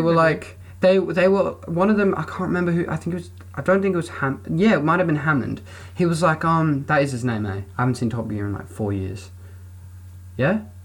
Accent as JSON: {"language": "English", "country": "New Zealand", "tie": "born or raised there", "said": "I was born in New Zealand."}